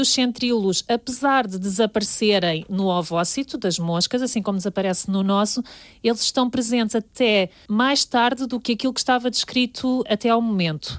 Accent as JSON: {"language": "Portuguese", "town": "Lourinhã", "region": "Lisbon", "country": "Portugal", "also_born_or_lived": "Porto", "moved": "as an adult", "said": "Eu sou da Lornhã"}